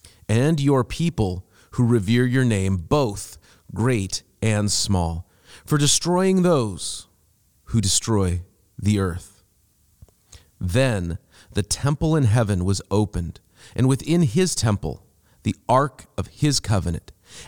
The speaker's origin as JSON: {"language": "English", "town": "Seattle", "region": "Washington", "country": "United States", "tie": "born or raised there", "also_born_or_lived": "England", "moved": "as an adult", "said": "where I'm from in Seattle, at the time, you know, I grew up in Seattle, and so I said, where I'm from, I can go swim in the rivers."}